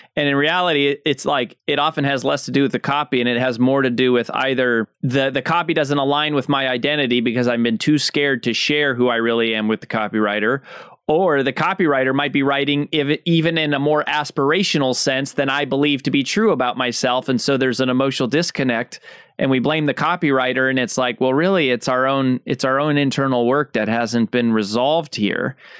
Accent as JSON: {"language": "English", "country": "United States", "said": "as an American"}